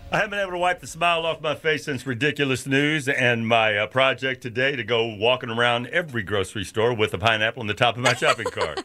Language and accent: English; Louisville, Kentucky, United States; moved away; also born or lived in New York City; growing up in Louisville, working, putting up hay in the summertime